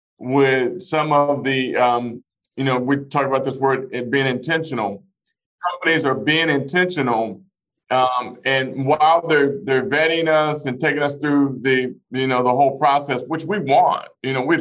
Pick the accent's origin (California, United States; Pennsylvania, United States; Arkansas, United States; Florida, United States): Arkansas, United States; Fort Smith; born or raised there; moved away